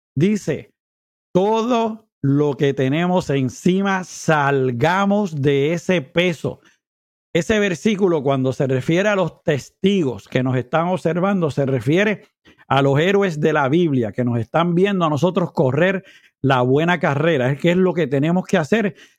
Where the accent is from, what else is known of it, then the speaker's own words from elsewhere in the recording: Puerto Rico; moved away; mi país mientras estoy por acá